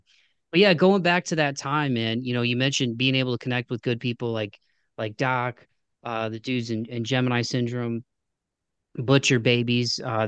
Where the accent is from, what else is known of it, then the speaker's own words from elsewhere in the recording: Midwest, United States; it all seemed very like otherworldly growing up in the Midwest, you know.